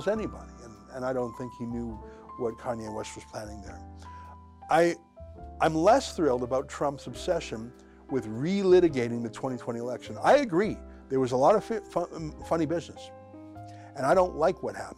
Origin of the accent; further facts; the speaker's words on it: Alberta, Canada; I grew up in Alberta, and there was a Sikh temple near where I grew up